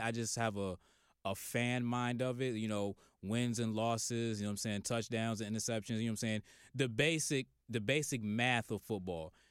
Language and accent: English; Virginia, United States; now in Atlanta, United States; I'm from Virginia